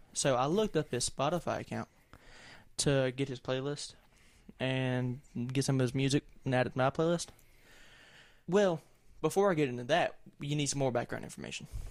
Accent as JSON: {"language": "English", "area": "the South", "region": "Southern United States", "country": "United States", "accent": "thick Southern", "said": "I have a pretty thick Southern accent, and it fluctuates depending on who I'm talking"}